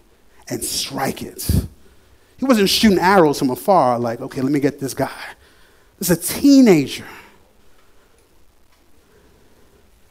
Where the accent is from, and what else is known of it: New York, United States; moved away